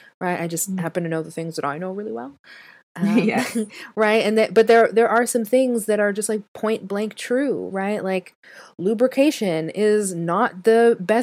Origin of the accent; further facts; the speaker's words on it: Canada; now in United States; I'm Canadian. So I know the Canadian education system